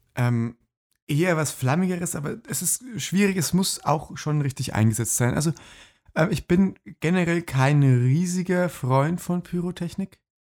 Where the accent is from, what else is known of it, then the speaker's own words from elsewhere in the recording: Lower Bavaria, Germany; alle Dörfer, die im, im Umkreis von meiner Heimat so 20 Kilometer liegen